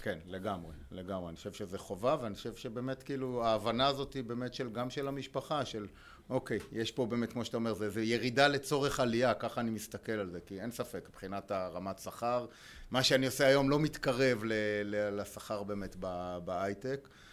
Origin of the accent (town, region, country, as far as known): Israel; also born or lived in Spain / United States